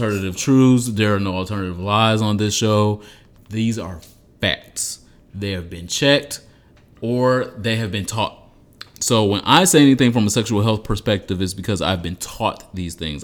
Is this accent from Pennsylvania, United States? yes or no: no; Detroit, Michigan, United States; moved away; also born or lived in Los Angeles; I'm from Detroit